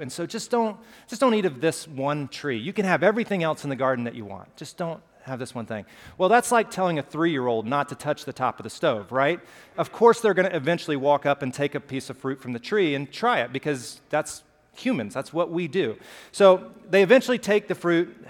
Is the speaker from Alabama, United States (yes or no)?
yes; Pelham, Alabama, United States; accent: Southern; I grew up in Pelham, Alabama, just south of Birmingham, small town